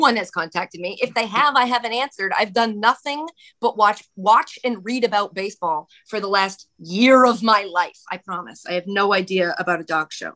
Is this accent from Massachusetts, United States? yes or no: yes; Ashland, Massachusetts, United States; my hometown, Ashland, Massachusetts.